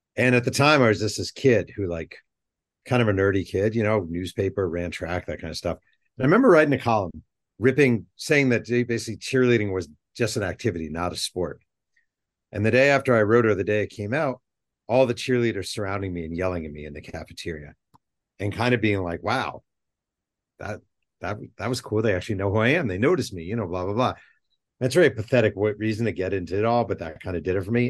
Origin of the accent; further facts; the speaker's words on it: New York, United States; I grew up in New York.